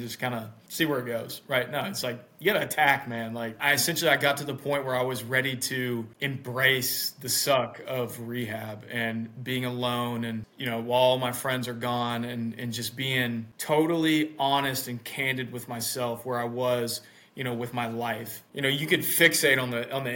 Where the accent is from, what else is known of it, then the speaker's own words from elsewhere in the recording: Mississippi, United States; I live in the United States. I'm from Mississippi, which is the southern part of the U.S.